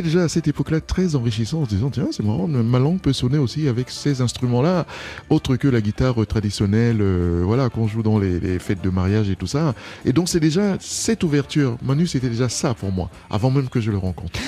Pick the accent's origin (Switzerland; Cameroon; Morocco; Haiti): Cameroon; French is a second language; now in France; je suis du Cameroun